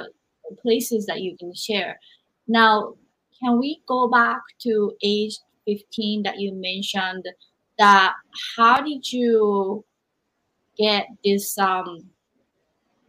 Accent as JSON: {"language": "English", "country": "Japan", "tie": "born or raised there", "moved": "yes", "said": "growing up in Japan"}